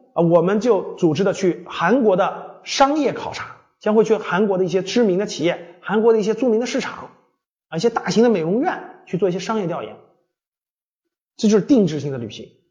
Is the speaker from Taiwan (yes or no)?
no; China; 大量的我们中国人都没有享受过